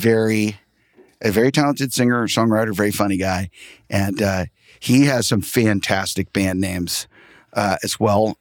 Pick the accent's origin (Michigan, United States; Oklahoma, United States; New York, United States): Oklahoma, United States; Tulsa; I'm from Tulsa, Oklahoma